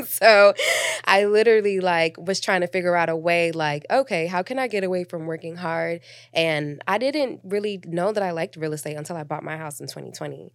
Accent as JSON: {"language": "English", "town": "Atlanta", "region": "Georgia", "country": "United States", "tie": "born or raised there", "also_born_or_lived": "New York / Miami", "said": "I'm from Atlanta, um, but I was born in New York. I was raised in Miami, in Atlanta"}